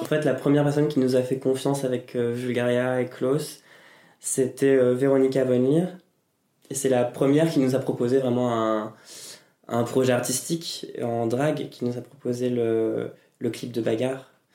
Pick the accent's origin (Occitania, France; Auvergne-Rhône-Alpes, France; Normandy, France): Normandy, France; moved away as an adult; also born or lived in Caen / Texas; now in Paris, France; Je viens de Normandie